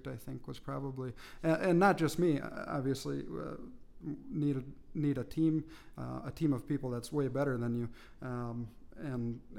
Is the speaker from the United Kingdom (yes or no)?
no; Fergus Falls, Minnesota, United States; also born or lived in Duluth, Minnesota; I grew up in Fergus, graduated high school there